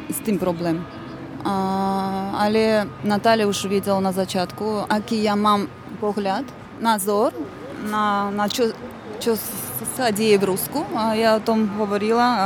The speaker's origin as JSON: {"language": "Slovak", "town": "Baku", "country": "Azerbaijan", "tie": "born or raised there", "also_born_or_lived": "Russia", "second_language": "Slovak", "moved": "as an adult", "lives_now": "Slovakia", "said": "narodila sa som sa v Baku, žila som tam so svojou rodinou 20 rokov a potom sme e, stihli do Ruska a žili sme tam e, tiež rodinou ešte 25 rokov tak. A prišla som na Slovensko z Ruska. Dva a polovicu roku dozadu."}